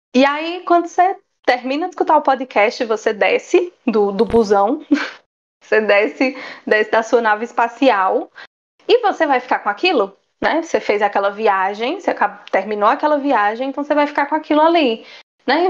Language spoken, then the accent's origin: Portuguese; Campina Grande, Paraíba, Brazil; nós somos, né, de Campina Grande, Paraíba. Somos campinenses, paraibanas, nordestinas, brasileiras